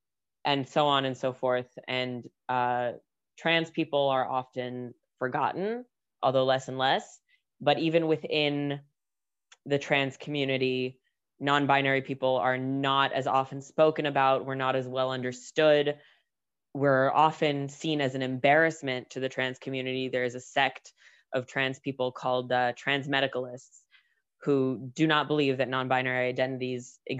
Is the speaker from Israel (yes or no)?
yes; Israel; also born or lived in United States; I was born in the United States. I've spent almost my entire life in Israel. We made Aliyah when I was still a baby